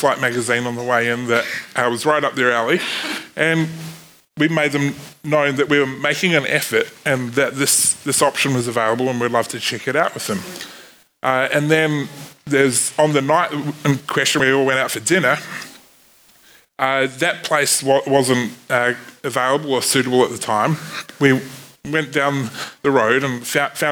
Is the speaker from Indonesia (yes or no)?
no; New Zealand; accent: Kiwi; my Kiwi accent